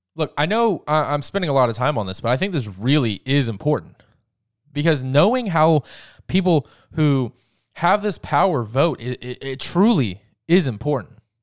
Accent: Georgia, United States; my home state of Georgia

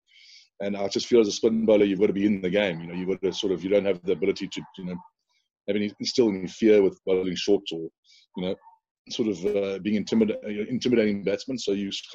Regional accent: South Africa; moved away as an adult; as a South African guy

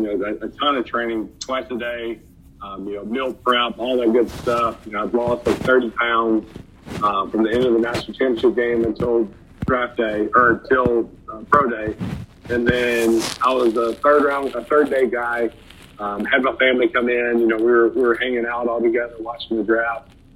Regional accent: Alabama, United States; I grew up in Alabama

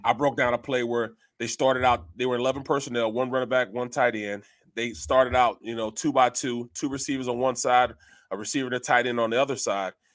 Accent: St. Louis, Missouri, United States; moved away; I'm from Saint Louis

